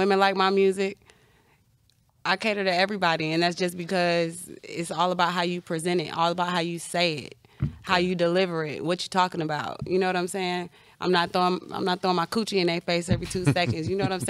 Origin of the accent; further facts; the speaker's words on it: Chicago, Illinois, United States; No, I'm from Chicago.